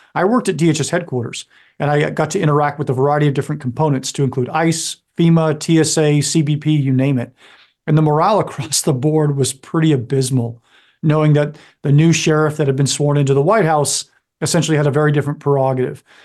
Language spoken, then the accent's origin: English; Northern California, United States; now in Virginia, United States; I grew up in Northern California.